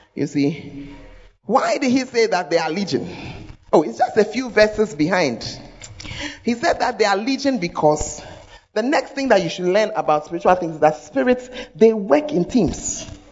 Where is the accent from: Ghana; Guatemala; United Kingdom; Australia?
Ghana; Accra, Greater Accra; moved away; I'm from Accra, but I left it about 30 years ago